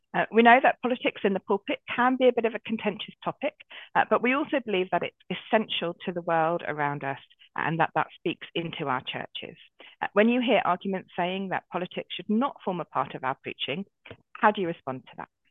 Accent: Brighton, South East England, United Kingdom; also born or lived in Oxfordshire / Dorset; now in London, United Kingdom; I grew up in Brighton

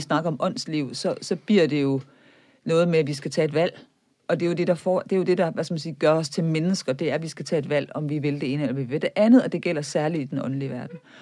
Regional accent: Viborg, Central Denmark Region, Denmark; moved away; Jeg kommer fra Viborg, som var katolsk højborg i middelalderen

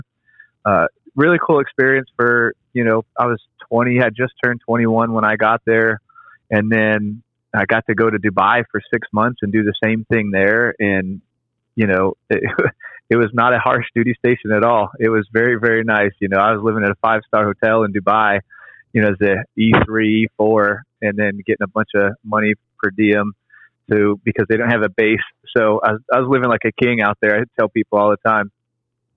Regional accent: Menifee, California, United States; moved away as an adult; also born or lived in Murrieta, California; now in East Coast, United States; So I grew up in Southern California in Riverside County, small city, Menifee and Marietta. I lived in both of those

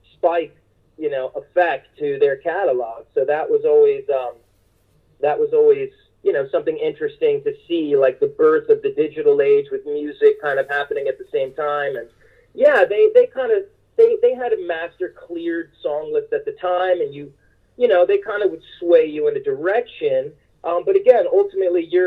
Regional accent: United States; also born or lived in Boston; growing up in New York, New Jersey, in and around entertainment my whole life

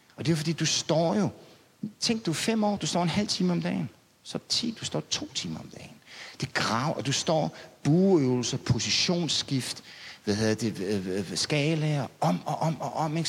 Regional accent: Denmark; jeg er provinsbo

